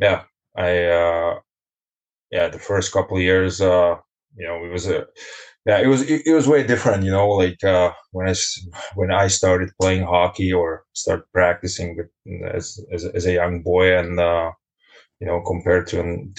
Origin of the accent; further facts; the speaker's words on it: Bratislava, Bratislava Region, Slovakia; moved away as an adult; now in Germany; I'm born and raised in Bratislava